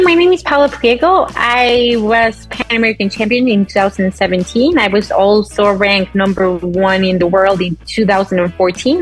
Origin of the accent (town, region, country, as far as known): Mexico